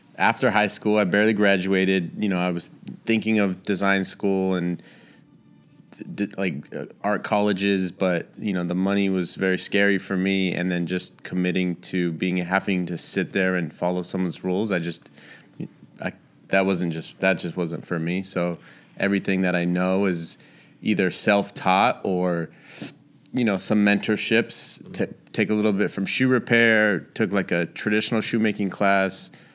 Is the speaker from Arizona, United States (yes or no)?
no; Santa Rosa, California, United States; moved away as an adult; also born or lived in Orange County, California / Charlotte, North Carolina; now in Los Angeles, United States; I was born in Orange County, but I just say that 'cause I was born there, but I was raised up in the Bay Area.